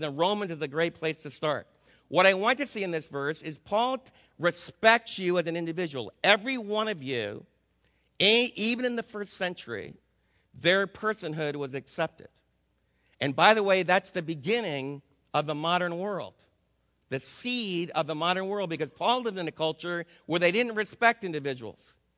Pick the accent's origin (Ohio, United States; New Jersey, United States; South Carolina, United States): New Jersey, United States; moved away; I was raised back in New Jersey